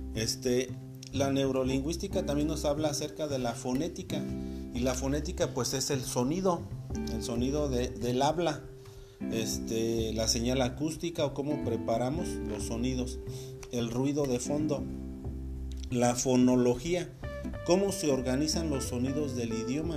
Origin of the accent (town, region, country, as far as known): Mexico